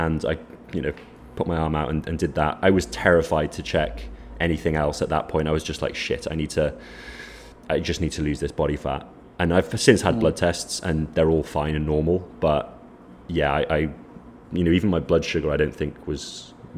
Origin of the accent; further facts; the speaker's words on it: Wales, United Kingdom; now in Lisbon, Portugal; I grew up in Wales